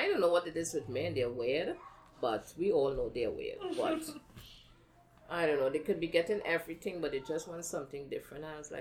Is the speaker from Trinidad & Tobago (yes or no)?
yes; Trinidad & Tobago; moved away as an adult; now in United States; I was Trinidad